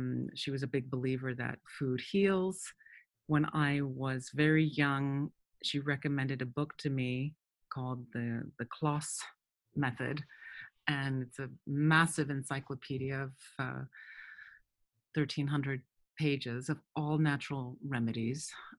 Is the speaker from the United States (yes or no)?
yes; United States; born there; So I was born in the States, but my father spent quite a bit of time working in Mexico, and we were also in South America, some in Cali and Bogota.